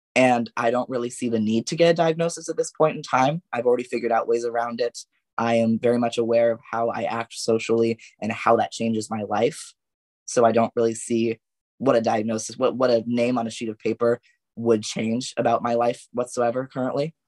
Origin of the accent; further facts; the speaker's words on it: Yorba Linda, California, United States; from Yorba Linda specifically.